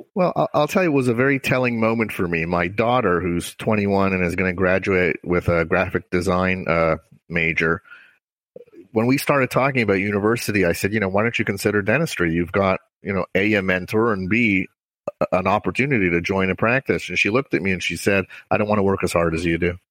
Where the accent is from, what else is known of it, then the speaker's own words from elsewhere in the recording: Montreal, Quebec, Canada; moved away; I grew up in Montreal, Canada.